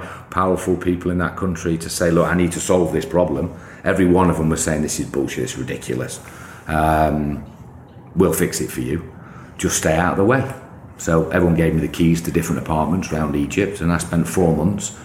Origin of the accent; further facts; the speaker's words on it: United Kingdom; I'm just a British kid